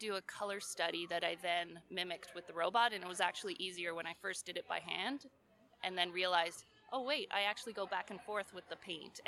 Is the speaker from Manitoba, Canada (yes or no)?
no; Ontario, Canada; moved away as an adult; also born or lived in British Columbia; I grew up in Ontario and there's no mountains